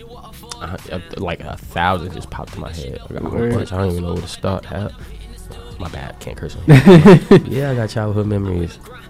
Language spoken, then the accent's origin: English; Roselle, New Jersey, United States; Growing up in Roselle was a little different than I would say growing up anywhere else in Union County, because like Roselle is small, so like you're growing up with people that you're gonna know for the rest of your life